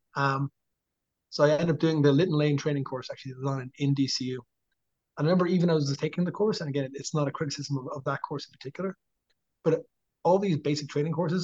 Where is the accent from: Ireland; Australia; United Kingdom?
Ireland; Dublin, Leinster; moved away as an adult; also born or lived in Drogheda, Ireland; now in United States; we're from Dublin.